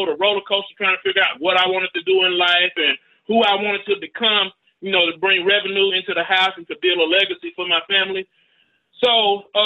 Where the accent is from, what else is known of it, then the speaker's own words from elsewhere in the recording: Rome, Georgia, United States; I'm from Rome, Georgia, man, the home of the Seven Hills.